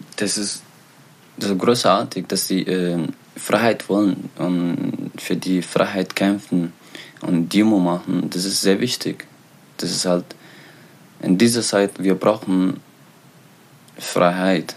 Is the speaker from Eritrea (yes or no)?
yes; Eritrea; German is a second language; now in Germany; ich komme aus Eritrea. Ich liebe meine Heimat.